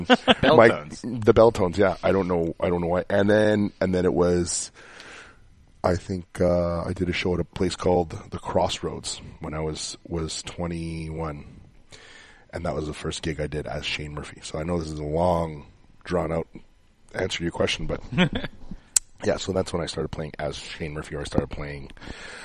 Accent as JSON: {"language": "English", "town": "Montreal", "region": "Quebec", "country": "Canada", "tie": "born or raised there", "said": "I grew up in Verdun."}